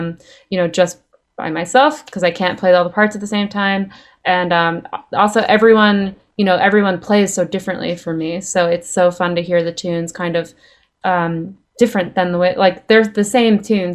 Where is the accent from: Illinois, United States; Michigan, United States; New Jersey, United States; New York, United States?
New York, United States; Long Island; now in Nashville, United States; I'm from Long Island, actually.